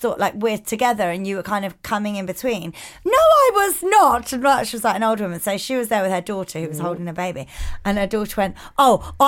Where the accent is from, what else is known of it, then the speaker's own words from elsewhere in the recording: England, United Kingdom; But we're English.